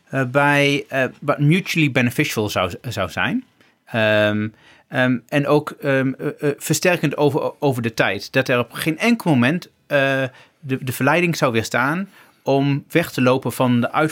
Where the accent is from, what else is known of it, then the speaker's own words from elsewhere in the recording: Twente, Overijssel, Netherlands; Ik kom gewoon uit Twente.